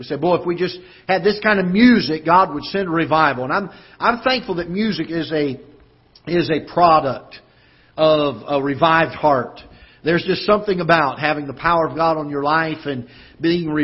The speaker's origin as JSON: {"language": "English", "region": "the South", "country": "United States", "lives_now": "Festus, United States", "said": "I'm from the South. We had camp meetings"}